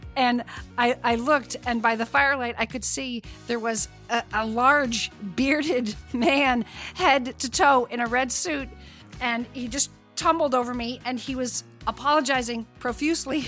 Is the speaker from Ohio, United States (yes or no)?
no; Vermont, United States; I grew up in Vermont, and one of my sisters still lives in the house I grew up